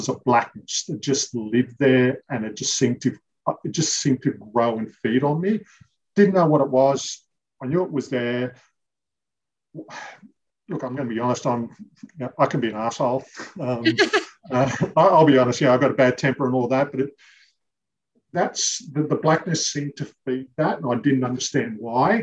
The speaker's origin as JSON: {"language": "English", "area": "Western Sydney, Forster-Tuncurry", "region": "New South Wales", "country": "Australia", "tie": "born or raised there", "lives_now": "Terrigal, Australia", "said": "I was born in Western Sydney, lived there for quite a few years of my childhood and moved up to the New South Wales mid-north coast, a place called Foster Tuncurry"}